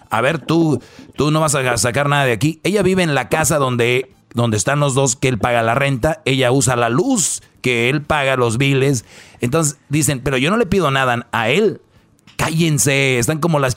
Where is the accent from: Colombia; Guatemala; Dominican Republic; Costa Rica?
Guatemala; Guatemala City, Guatemala Department; Soy de Guatemala, sí. De Guatemala.